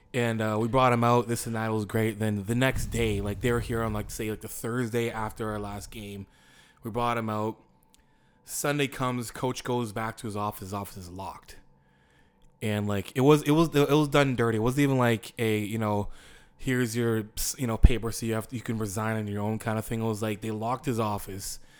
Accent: Windsor, Ontario, Canada; I'm from Windsor, Ontario.

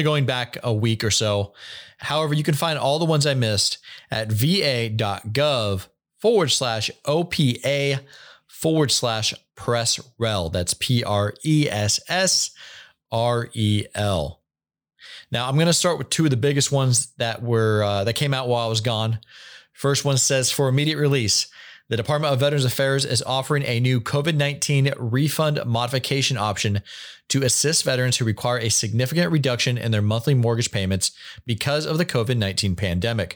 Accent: Washington, United States; moved away; back home to the woods of Washington State

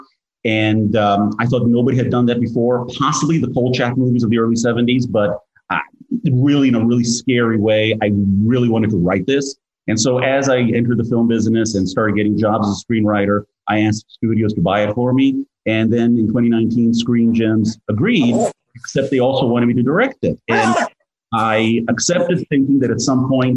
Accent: Greece; moved away; I grew up in Greece

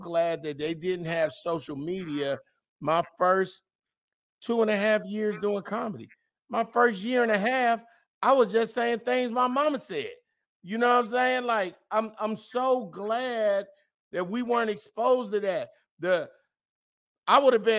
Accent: California, United States; I'm from Cali.

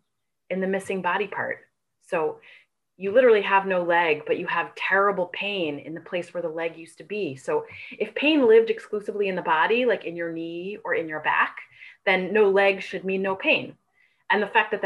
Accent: New York, United States; now in California, United States; I am a native New Yorker. I grew up in New York. I now live in California

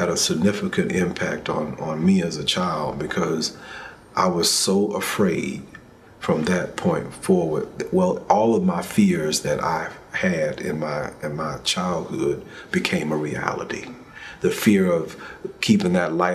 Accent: Montgomery, Alabama, United States; moved away; also born or lived in Atlanta, Georgia; I was born in Montgomery

